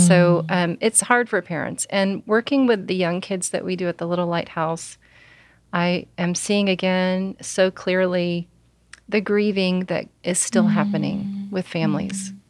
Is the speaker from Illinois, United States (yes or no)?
no; Alabama, United States; also born or lived in Oklahoma; I'm from Alabama